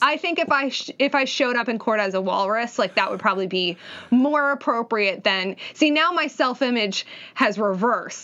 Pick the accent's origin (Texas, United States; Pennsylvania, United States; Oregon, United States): Pennsylvania, United States; Philadelphia; I'm from Philly